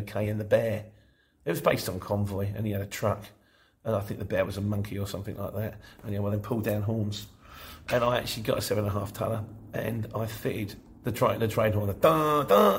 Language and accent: English; Luton, East of England, United Kingdom; moved away; also born or lived in London; I was born in Luton, but I spent 25 years as a London street market trader